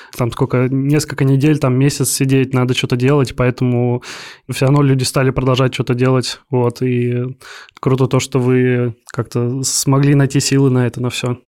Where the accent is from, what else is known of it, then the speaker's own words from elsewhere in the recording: Kaliningrad, Kaliningrad Oblast, Russia; Я из Калининграда